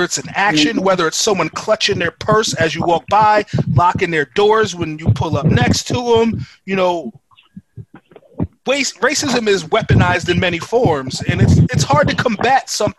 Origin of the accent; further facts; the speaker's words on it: Stratford, United States; growing up where we grew up in Stratford